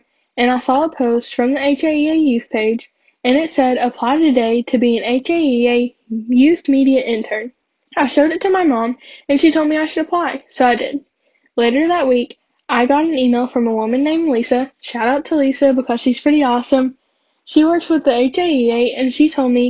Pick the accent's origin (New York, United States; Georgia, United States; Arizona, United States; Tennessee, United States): Tennessee, United States; Johnson City; I'm from Johnson City, Tennessee, and I'm 17 years old